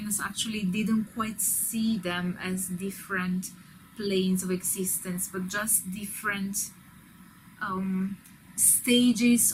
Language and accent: English; Italy; I'm Italian.